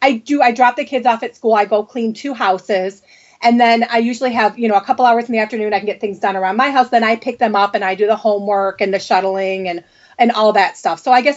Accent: Redford, Michigan, United States; I am from Redford, Michigan, which is just outside Detroit.

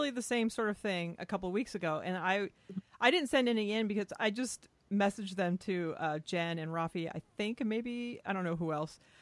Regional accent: Texas, United States; also born or lived in California; in first grade, I moved from California to Texas

